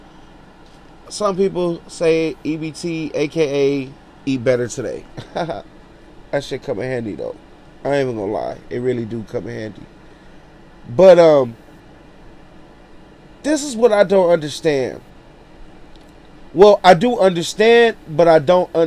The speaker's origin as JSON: {"language": "English", "town": "Los Angeles", "region": "California", "country": "United States", "tie": "born or raised there", "said": "straight out of Watts, all my life, 32 years old"}